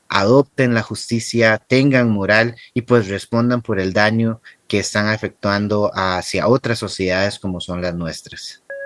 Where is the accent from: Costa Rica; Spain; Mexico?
Costa Rica; en mi país